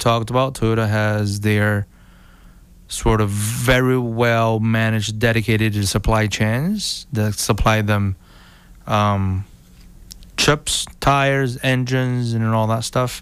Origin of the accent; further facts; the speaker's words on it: China; now in United States; I come from China originally